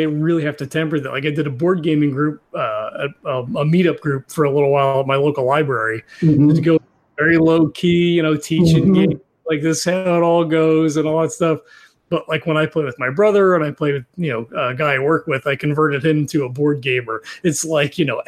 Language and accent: English; New Jersey, United States; I was from South Jersey